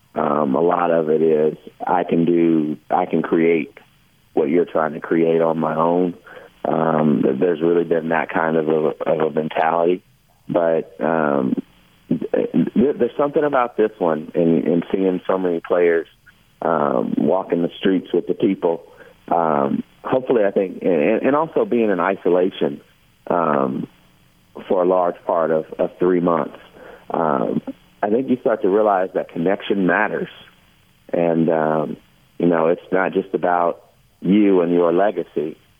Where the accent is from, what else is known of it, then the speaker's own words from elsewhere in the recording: Kentucky, United States; growing up in Kentucky